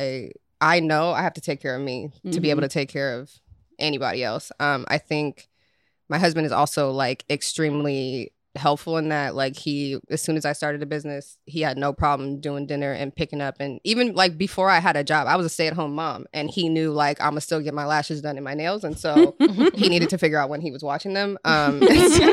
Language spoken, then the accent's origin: English; Beverly Hills, California, United States; We both went to Beverly Hills High School.